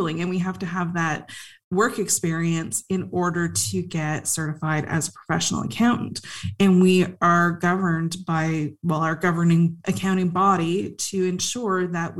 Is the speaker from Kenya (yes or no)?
no; Canada; so I'm Canadian, so I went to school at Carleton University and Athabasca University